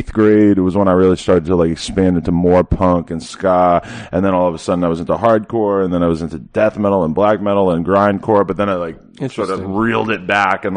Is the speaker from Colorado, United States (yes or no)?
no; Nashua, New Hampshire, United States; I grew up in Nashua, which is like 5 minutes away from the Massachusetts border